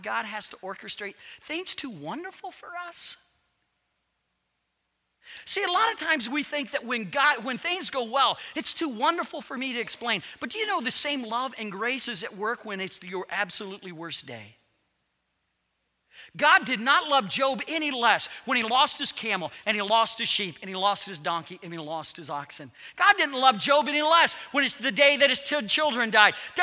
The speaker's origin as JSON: {"language": "English", "region": "Ohio", "country": "United States", "tie": "born or raised there", "said": "I was born in Ohio"}